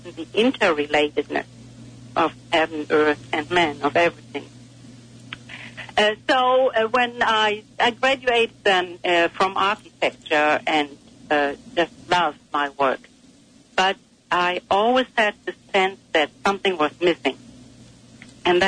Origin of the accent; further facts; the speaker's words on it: Germany; moved away; I grew up in Germany and I was living near the fields and the woods